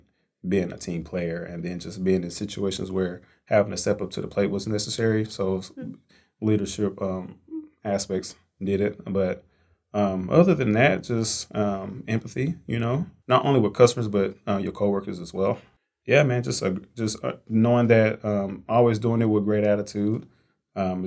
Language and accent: English; Fort Worth, Texas, United States; Born and raised in Fort Worth, Texas, so Texas native